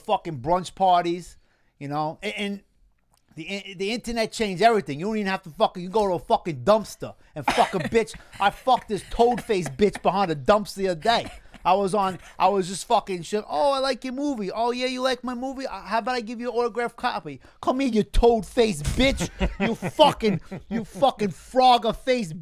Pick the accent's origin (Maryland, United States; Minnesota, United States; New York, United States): New York, United States; Massapequa; I'm from Massapequa.